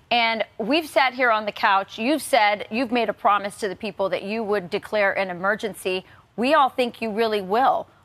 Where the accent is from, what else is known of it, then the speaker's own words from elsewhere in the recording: Arizona, United States; I'm originally from Arizona, so I understand what's happening in the state of Arizona